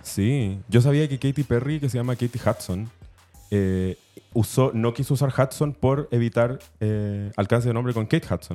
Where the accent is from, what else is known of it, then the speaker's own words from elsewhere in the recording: Chile; cada vez que me preguntaban de dónde era, yo decía de Chile